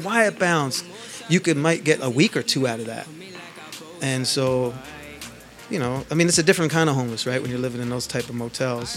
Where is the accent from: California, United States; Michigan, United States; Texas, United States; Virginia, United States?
California, United States; Los Angeles; also born or lived in Oakland / Philadelphia; now in New York, United States; I grew up in L.A.